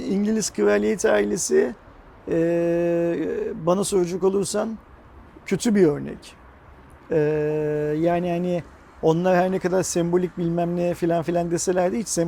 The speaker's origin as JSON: {"language": "Turkish", "country": "Turkey", "said": "şimdi biz Türk olarak izleyemeyecek miyiz? Yani bizim de izlemek hakkımız değil"}